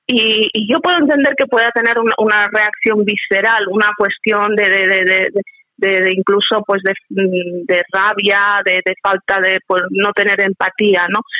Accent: Spain; como española

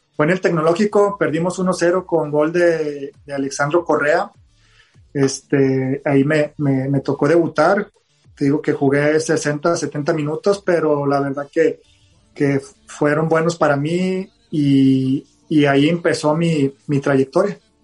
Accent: Monterrey, Nuevo León, Mexico; ser regiomontano y canterano

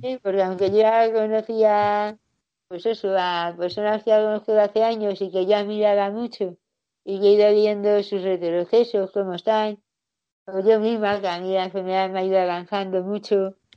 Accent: Getafe, Community of Madrid, Spain; Yo soy de Getafe

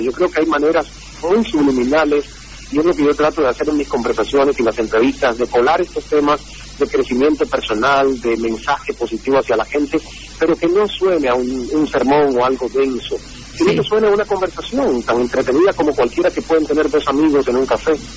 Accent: Santiago de Cuba, Cuba; moved away as an adult; la emisora provincial de Santiago de Cuba, donde yo nací y crecí.

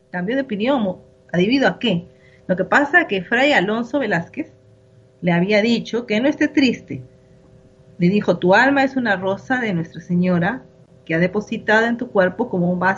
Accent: Lima, Peru; Sí, es una alegría, ¿no? Como peruanos y limeños, ¿verdad?

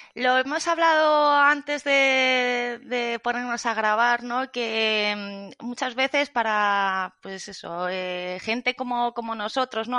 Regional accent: Zaragoza, Aragon, Spain; moved away; soy de Zaragoza

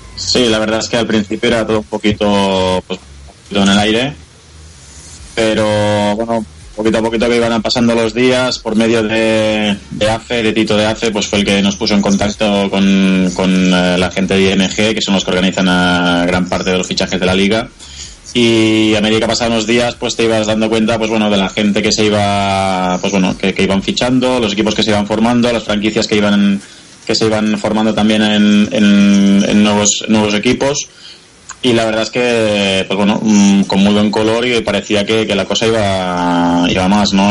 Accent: Spain; moved away as an adult; now in Kolkata, India; somos seis españoles

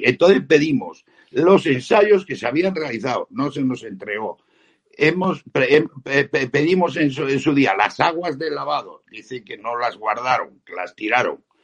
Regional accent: Spain; como españoles

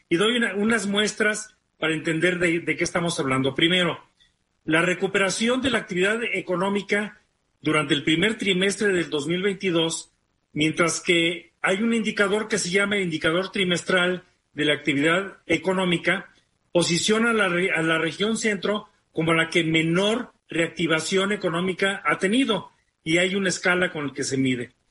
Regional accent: Guanajuato, Mexico; yo que crecí en Guanajuato, a la Ciudad de México ya la considerábamos

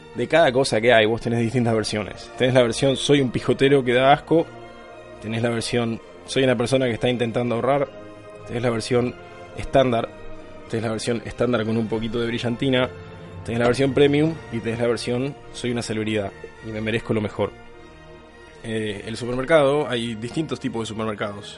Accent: Argentina; moved away; yo como argentino

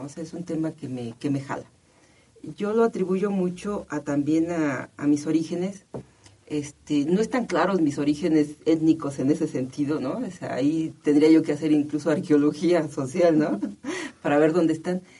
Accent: Mexico City, Mexico; also born or lived in Cuernavaca, Morelos; yo estoy registrada como de Morelos, ¿no? De Cuernavaca, Morelos, aunque nací en el Distrito Federal

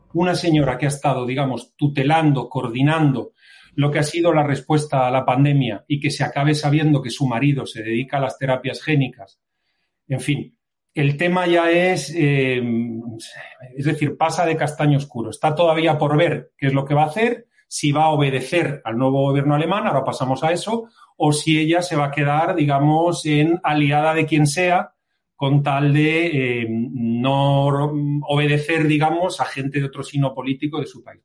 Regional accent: Spain; yo como español

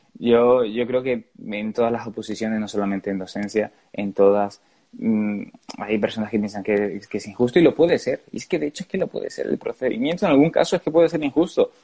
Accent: Gran Canaria, Canary Islands, Spain; moved away; mi tierra, en Canarias

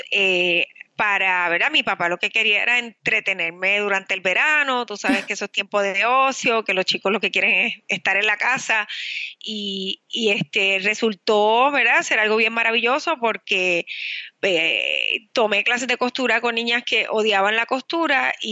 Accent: Puerto Rico; also born or lived in Manhattan, New York; luego regresé a Puerto Rico, que es de donde yo soy eh, ah, natural.

